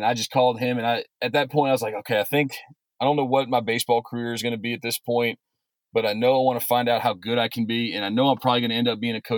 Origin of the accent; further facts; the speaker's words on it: Baton Rouge, Louisiana, United States; I'm from Baton Rouge, Louisiana, originally. I went to Redemptorist High School